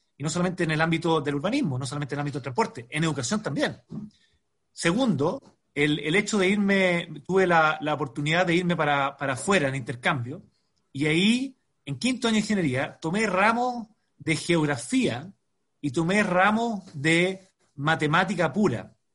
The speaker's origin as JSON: {"language": "Spanish", "country": "Chile", "said": "como chileno"}